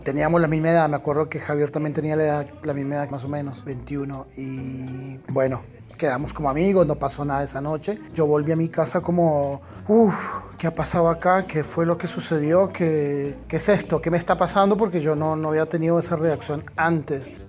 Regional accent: Colombia; moved away as an adult; now in Mendoza, Argentina; represento a Colombia, mi tierra también

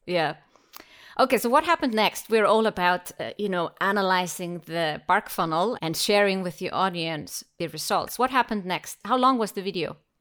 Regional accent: Iceland; first language Icelandic; English is a second language; we are both from Iceland. And since I don't have many Icelandic clients, it's always a special treat to be able to switch into my own language from time to time

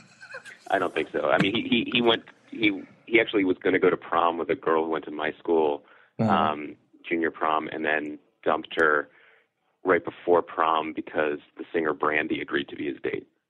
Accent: Philadelphia, Pennsylvania, United States; also born or lived in Wilkes-Barre, Pennsylvania; I lived in the same house my whole life through high school. But actually, the the house was technically Philadelphia until I was uh, ten, and then they moved the post office to the suburbs.

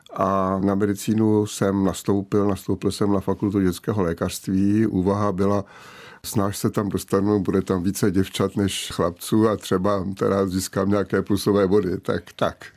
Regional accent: České Budějovice, South Bohemian Region, Czechia; Měl jsem docela volný režim jako dítě, vychovávané v Vilové čtvrti v Českých Budějovicích

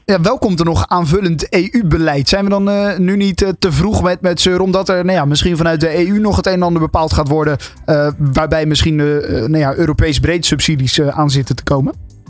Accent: Netherlands; als Nederland zijnde

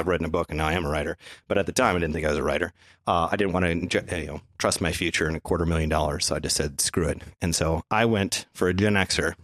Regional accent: Minnesota, United States; growing up in Minnesota

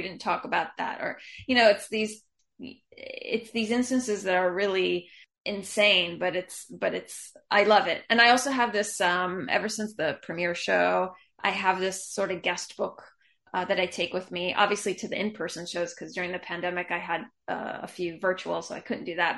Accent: Atlanta, Georgia, United States; moved away as an adult; also born or lived in Israel; I grew up in Atlanta

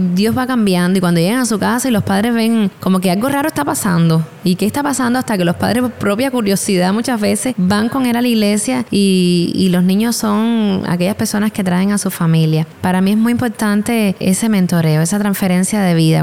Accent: Cuba; nosotros como mujeres cubanas

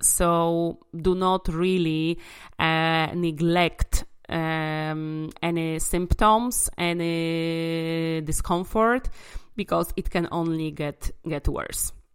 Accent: Łódź, Łódź Voivodeship, Poland; in my hometown uh, Łódź in in Poland

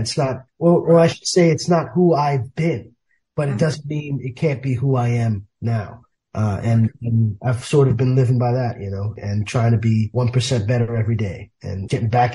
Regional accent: New York City, New York, United States; grew up in the South Bronx

